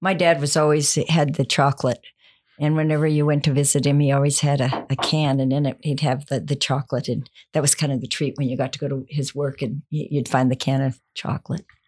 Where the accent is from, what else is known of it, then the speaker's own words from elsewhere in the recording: Montana, United States; now in Texas, United States; I grew up in Montana